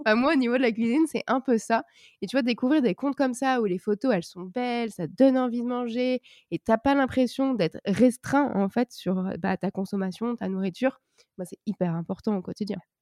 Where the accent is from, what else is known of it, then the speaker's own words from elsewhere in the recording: Brittany, France; je suis bretonne